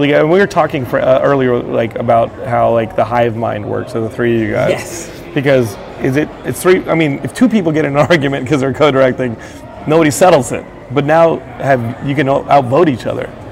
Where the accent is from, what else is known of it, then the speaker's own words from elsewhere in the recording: Texas, United States; as a Texan